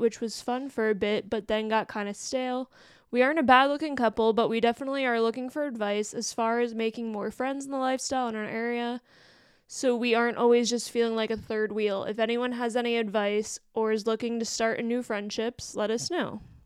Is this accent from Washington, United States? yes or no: no; Western Pennsylvania, United States; I'm from there, that, around that area too